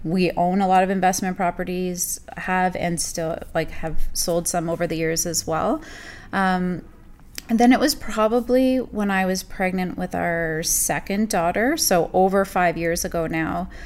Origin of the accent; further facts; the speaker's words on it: Burlington, Ontario, Canada; also born or lived in Saudi Arabia / Germany; I'm born and raised in Burlington.